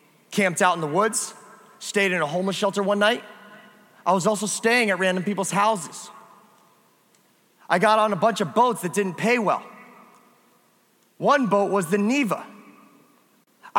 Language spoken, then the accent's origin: English; near Springfield, Massachusetts, United States; moved away; I grew up next to Springfield, Massachusetts